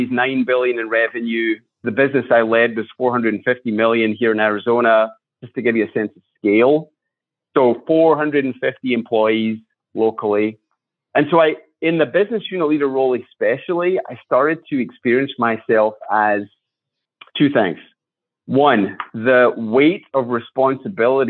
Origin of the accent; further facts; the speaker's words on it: Scotland, United Kingdom; moved away as an adult; now in United States; I was born in Scotland. I grew up there, went to school there.